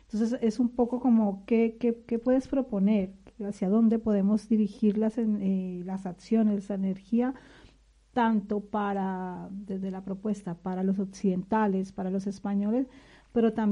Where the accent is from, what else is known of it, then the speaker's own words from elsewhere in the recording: Colombia; Lo digo desde una mirada como colombiana, persona que está aquí sentada